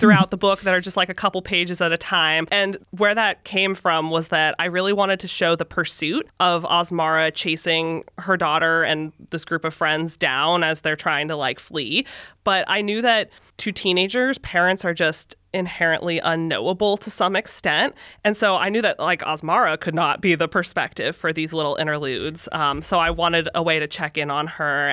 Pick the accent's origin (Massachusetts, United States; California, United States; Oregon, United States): California, United States; San Francisco Bay Area; I was born in the San Francisco Bay Area. I have lived in California